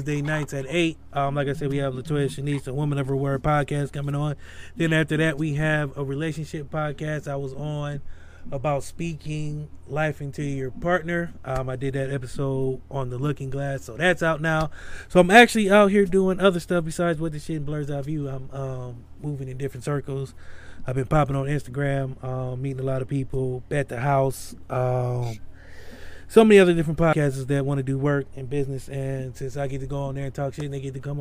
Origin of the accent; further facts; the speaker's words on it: the South, United States; I grew up in the South.